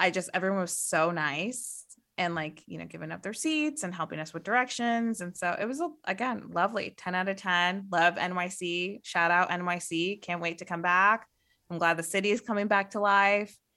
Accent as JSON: {"language": "English", "region": "Midwest", "country": "United States", "said": "I'm from the Midwest"}